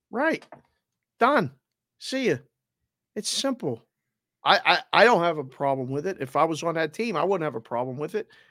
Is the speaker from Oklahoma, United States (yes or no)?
no; Pittsburgh, Pennsylvania, United States; I'm from Pittsburgh